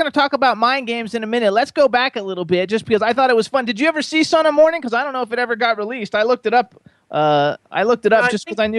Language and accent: English; Florida, United States; I'm from Florida. I lived in Florida for 50 years